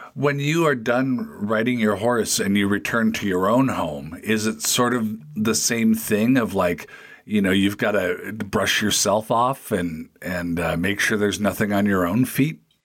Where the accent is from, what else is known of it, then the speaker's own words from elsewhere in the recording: Federal Way, Washington, United States; my hometown of Federal Way, Washington, just south of Seattle